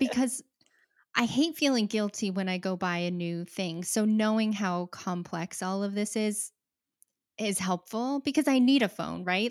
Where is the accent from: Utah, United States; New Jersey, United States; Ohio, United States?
Utah, United States; I grew up there too.